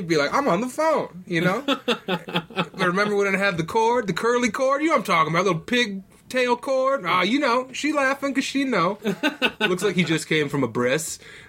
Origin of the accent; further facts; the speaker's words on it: Laramie, Wyoming, United States; I'm from Laramie. I talk like Frank, Chris Farley's ghost.